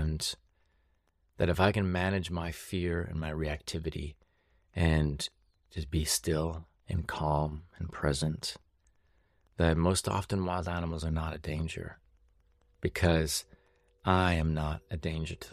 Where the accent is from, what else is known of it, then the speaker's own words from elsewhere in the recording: British Columbia, Canada; growing up in the South Central interior of BC